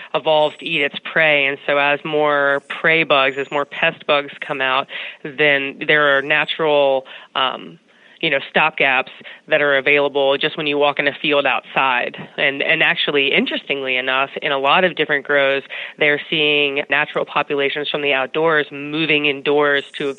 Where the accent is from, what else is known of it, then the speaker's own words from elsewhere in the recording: North Carolina, United States; I grew up in North Carolina, which is one of the largest states for agricultural business in the United States.